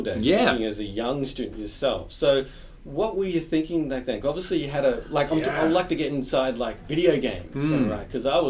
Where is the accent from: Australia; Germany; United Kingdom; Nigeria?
Australia; And growing up in Australia is either Sega versus Nintendo.